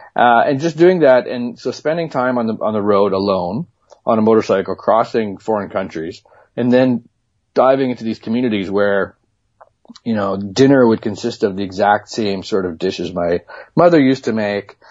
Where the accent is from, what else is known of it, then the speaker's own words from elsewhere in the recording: Manitoba, Canada; moved away; I grew up in in Manitoba